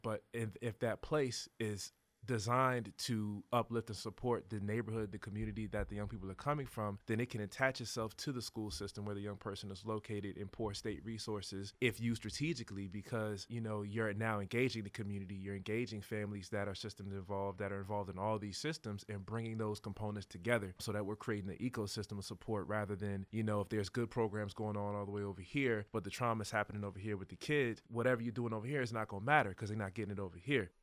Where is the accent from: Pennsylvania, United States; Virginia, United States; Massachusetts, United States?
Virginia, United States; Hampton; also born or lived in York County, Virginia; now in Richmond, United States; I know the difference in the systems growing up in Hampton